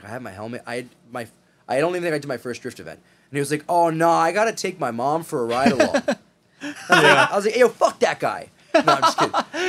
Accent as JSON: {"language": "English", "region": "East Coast", "country": "United States", "said": "I'm from the East Coast, I'm a Front Street guy."}